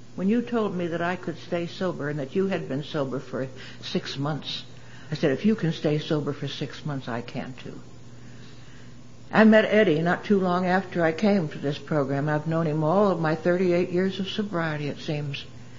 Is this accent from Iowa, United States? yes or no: no; Kingston, Pennsylvania, United States; born there; I'm from Pennsylvania originally. I was born in a town called Kingston, Pennsylvania, near Wilkes-Barre, Scranton area.